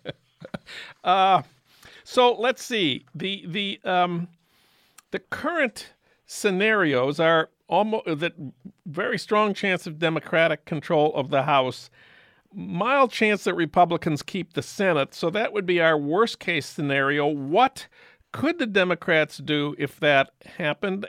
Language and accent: English; St. Paul, Minnesota, United States; now in Los Angeles, United States; my hometown of St. Paul